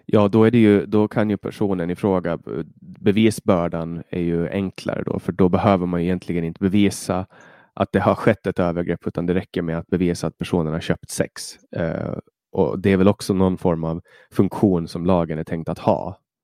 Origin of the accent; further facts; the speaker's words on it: Finland; now in Sweden; i Finland, där jag kommer ifrån